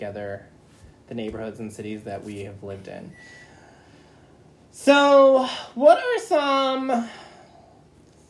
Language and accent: English; Philadelphia, Pennsylvania, United States; I grew up in Fairmount, which is below Poplar, below Girard